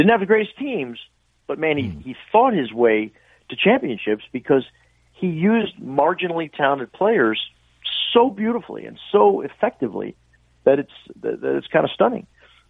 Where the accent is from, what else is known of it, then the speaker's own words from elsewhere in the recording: New York, United States; we saw that growing up in New York